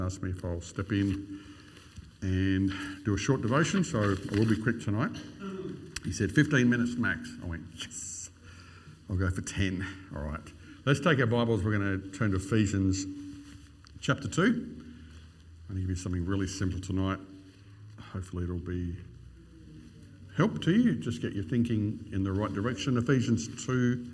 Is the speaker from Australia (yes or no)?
yes; Queensland, Australia; I'm a Queenslander